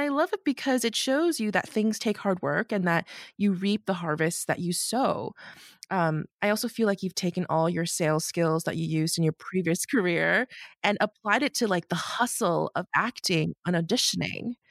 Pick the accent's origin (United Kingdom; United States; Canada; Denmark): Canada; Markham, Ontario; I grew up in Markham